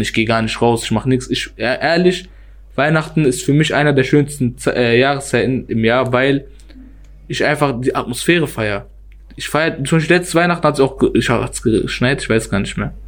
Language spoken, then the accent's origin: German; Germany; ich komme aus Wellheim.